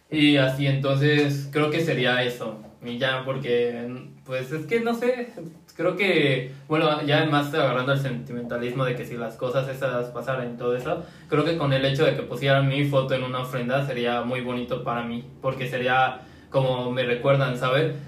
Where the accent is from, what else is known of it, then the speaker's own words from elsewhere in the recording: Mexico; en los pueblos también tenemos como esa costumbre, bueno, aquí en México